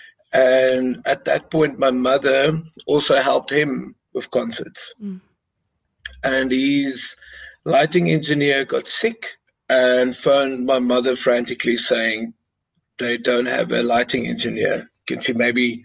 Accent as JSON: {"language": "English", "town": "Carolina", "region": "Mpumalanga", "country": "South Africa", "tie": "born or raised there", "also_born_or_lived": "Pietersburg, South Africa", "said": "I was born in Pietersburg and then grew up on a holiday resort called Bud Blast, just outside Carolina"}